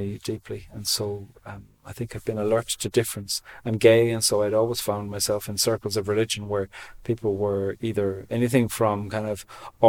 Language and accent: English; Cork, Munster, Ireland; moved away as an adult; also born or lived in Switzerland / Australia / Dublin; now in Belfast, United Kingdom; I'm from Cork in the very south coast of Ireland. I live in Belfast now.